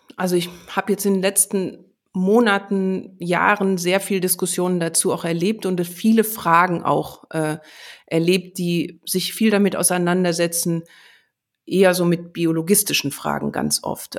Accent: Germany; bei uns in Deutschland

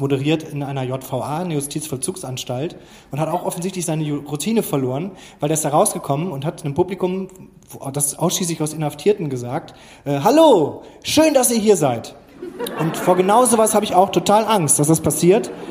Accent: Krefeld, North Rhine-Westphalia, Germany; now in Hamburg, Germany; eigentlich komme ich aus Krefeld

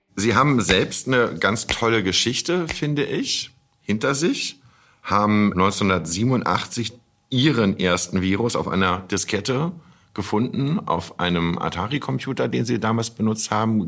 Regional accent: Hamburg, Germany; Ich als Hamburger

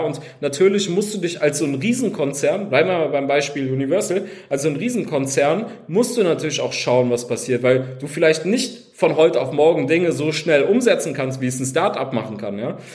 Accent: Cologne, North Rhine-Westphalia, Germany; ich komme komm aus Köln, aus Köln

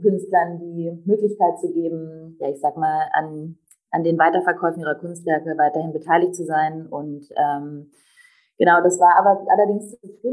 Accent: Berlin, Germany; bin ähm, gebürtige Berlinerin

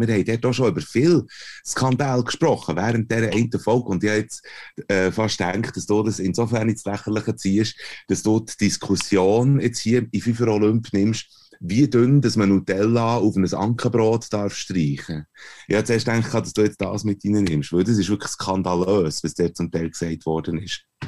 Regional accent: Switzerland; als Europäer, das sagen wir als Schweizer Cis-Männer

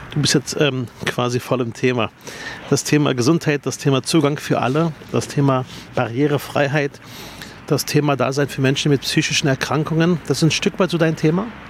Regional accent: Berlin, Germany; bei mir in meinem Heimatbezirk Spandau

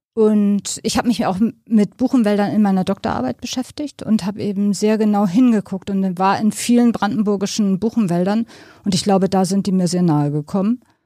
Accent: near Buchholz in der Nordheide, Lower Saxony, Germany; Ich komme aus Niedersachsen, ähm, aus der Nähe von Buchholz in der Nordheide.

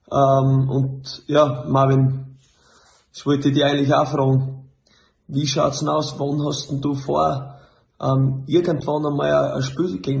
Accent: Luxembourg; Ja, ich bin in Luxemburg äh, groß geworden.

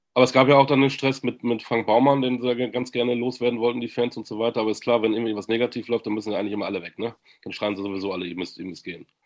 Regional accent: Münster, North Rhine-Westphalia, Germany; ich bin gebürtiger Münsteraner

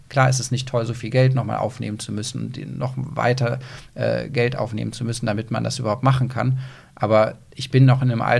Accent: Aachen, North Rhine-Westphalia, Germany; Aber ich bin so das in Köln-Münster verwurzelt. Das ist halt meine Heimat.

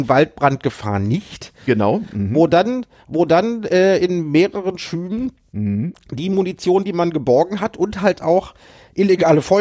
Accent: Berlin, Germany; Ich muss mich bei euch entschuldigen, dass ich meine Heimatstadt diesmal verteidigt habe, aber das tue ich, das tue ich mit Überzeugung.

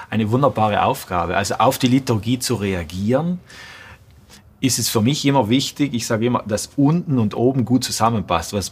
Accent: Trentino-Alto Adige, Italy; Ich glaube, erst das war zwölf Jahre und zu dieser Zeit war ich auch bei uns in Südtirol im Jugendchor

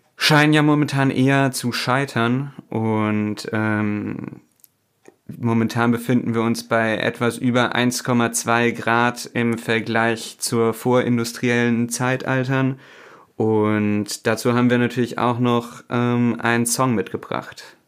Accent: Germany; bei uns in Deutschland

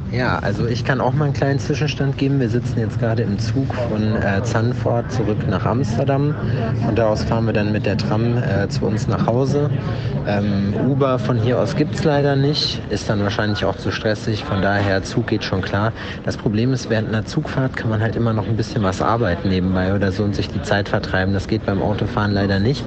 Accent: Germany; in Deutschland nach wie vor vermisse, zumindest in meiner Heimatstadt

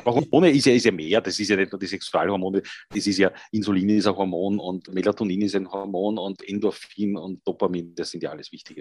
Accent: Vienna, Austria; als Österreicher, Wiener und zur Hälfte meiner Familie auch äh, Salzburger

